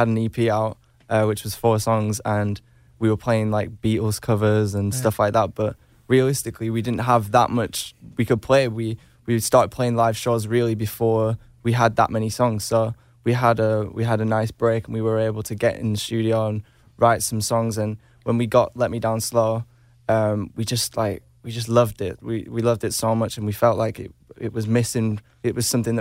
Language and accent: English; United Kingdom; we're British, we're in a boy band